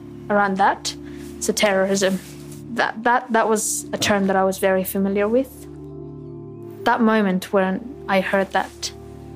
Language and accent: English; Australia; I speak the same language as you and I, you know, more so the same phrases as you. I'm an Australian